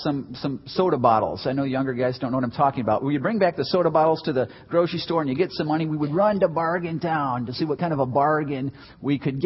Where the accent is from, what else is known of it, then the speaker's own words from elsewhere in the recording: Chicago, Illinois, United States; I grew up in Chicago.